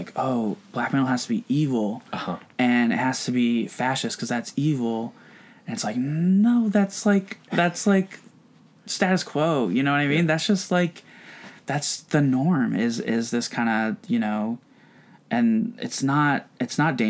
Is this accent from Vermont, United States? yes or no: yes; Vermont, United States; moved away as an adult; now in Bay Area, United States; where I grew up in Vermont